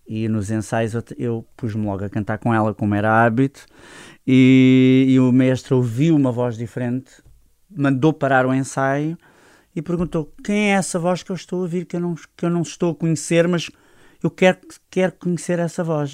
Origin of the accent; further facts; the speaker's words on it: Loulé, Algarve, Portugal; moved away as an adult; also born or lived in Setúbal; Lolé, é minha terra, a minha terra onde eu cresci, onde eu nasci